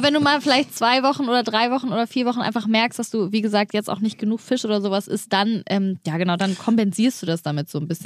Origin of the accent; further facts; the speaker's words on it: Hamburg, Germany; als Hamburger